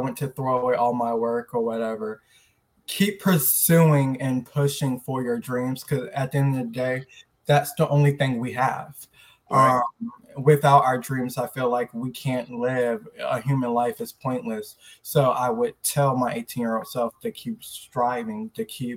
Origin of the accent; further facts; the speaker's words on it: Tampa, Florida, United States; now in Orlando, United States; I'm from Tampa, Florida, but I currently reside in Orlando, Florida